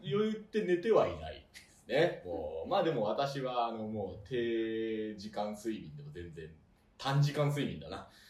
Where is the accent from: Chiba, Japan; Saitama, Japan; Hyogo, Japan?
Saitama, Japan; Honjō; moved away; 地元のね、ケーブルテレビ本庄ケーブルテレビで落語を